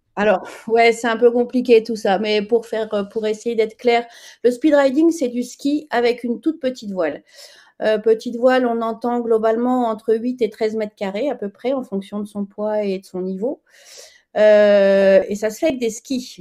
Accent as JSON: {"language": "French", "town": "Chamonix", "region": "Auvergne-Rhône-Alpes", "country": "France", "tie": "born or raised there", "said": "je suis née à Chamonix, donc j'ai skié depuis toute, toute petite. J'étais au club de ski gamine"}